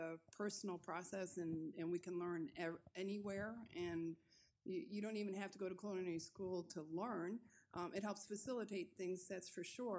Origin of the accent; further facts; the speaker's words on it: Chicago, Illinois, United States; moved away as an adult; now in France; I grew up in the Chicago area, the northwest suburbs